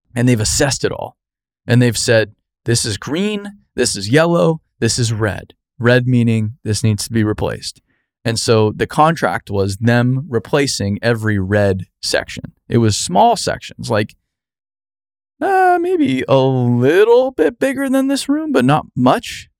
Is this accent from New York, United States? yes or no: no; Arizona, United States; moved away; growing up in Arizona